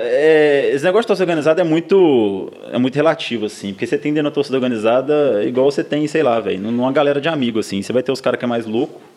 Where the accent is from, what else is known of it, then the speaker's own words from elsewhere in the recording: south of Minas Gerais / Ouro Branco, Brazil; also born or lived in Belo Horizonte; eu não cresci em Ouro Branco mesmo, minha infância, até os 10 anos não foi Ouro Branco, foi no sul de Minas.